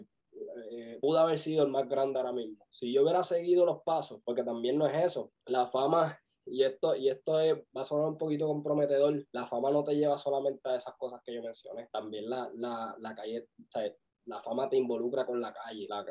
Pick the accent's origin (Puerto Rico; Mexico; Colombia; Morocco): Puerto Rico; Vega Baja; now in Orlando, United States; vivo en Orlando, nacido y criado en Puerto Rico, en el campo de Vega Baja